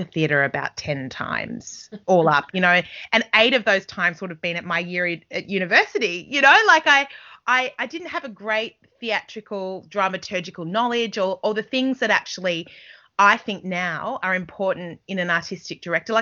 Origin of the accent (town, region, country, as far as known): Australia; moved away as an adult; also born or lived in England